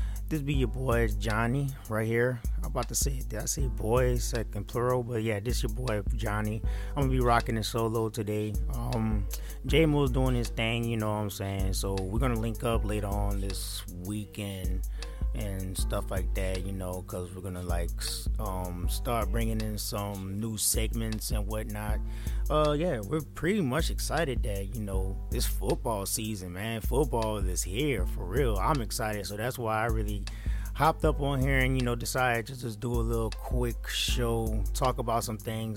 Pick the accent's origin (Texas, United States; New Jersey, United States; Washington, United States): Texas, United States; Houston; I am living in Houston and stuff like that, you know what I'm saying, I'm from Houston